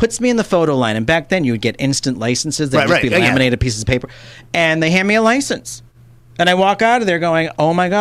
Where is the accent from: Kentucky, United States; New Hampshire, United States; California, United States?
New Hampshire, United States; moved away as an adult; also born or lived in Boston, Massachusetts / Los Angeles; growing up there, too, I mean, I was born in Massachusetts, then my parents moved us to New Hampshire for a better education